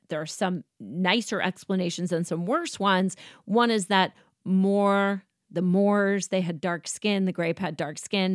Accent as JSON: {"language": "English", "country": "United States", "said": "I am an American"}